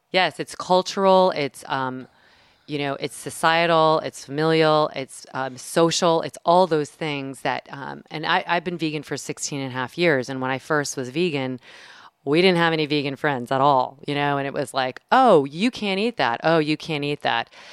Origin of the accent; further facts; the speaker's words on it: the South, United States; I'm from the South